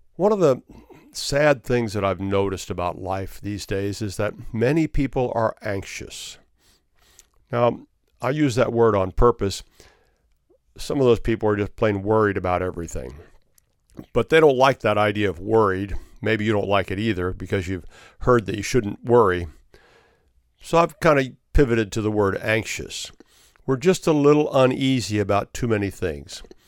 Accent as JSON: {"language": "English", "region": "Florida", "country": "United States", "said": "my home state of Florida"}